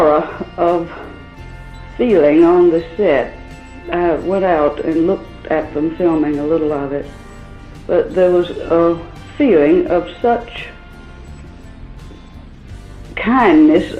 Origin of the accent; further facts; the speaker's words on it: the South, United States; Southerners are. We are a mixture of Celtic